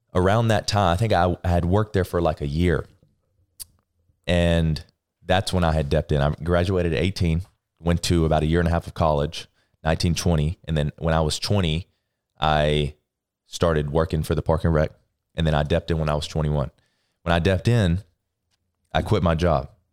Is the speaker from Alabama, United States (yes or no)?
yes; Florence, Alabama, United States; Alabama, Florence, Alabama, small town